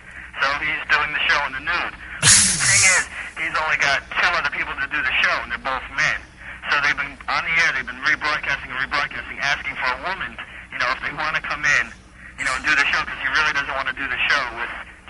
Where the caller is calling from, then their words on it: Palm Beach, Florida, United States; West Palm, but I'm calling from Palm Beach.